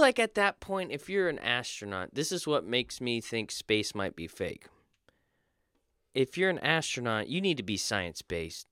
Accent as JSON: {"language": "English", "region": "Florida", "country": "United States", "tie": "born or raised there", "said": "I was born in Florida"}